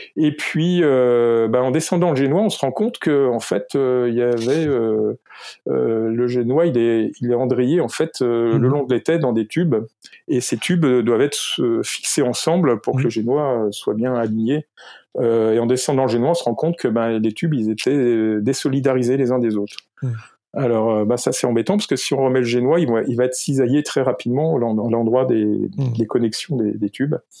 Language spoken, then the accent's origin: French; Lyon, Auvergne-Rhône-Alpes, France; moved away; also born or lived in Paris / Nantes; je suis né à Lyon